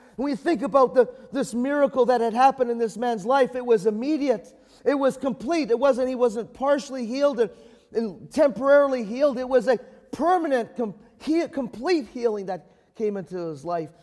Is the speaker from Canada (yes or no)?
yes; Canada; I'm a Canadian